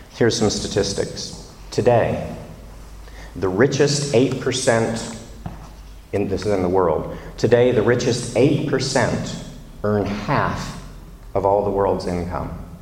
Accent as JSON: {"language": "English", "region": "the American South", "country": "United States", "moved": "yes", "lives_now": "London, United Kingdom", "said": "I'm from the American South"}